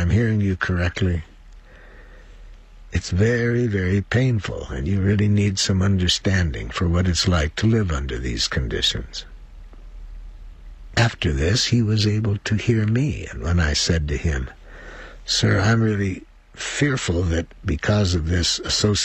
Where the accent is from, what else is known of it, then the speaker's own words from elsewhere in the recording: United States; I'm from the United States